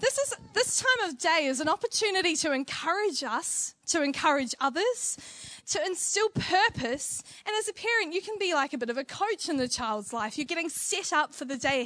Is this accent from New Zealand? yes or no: yes; New Zealand; Being a Kiwi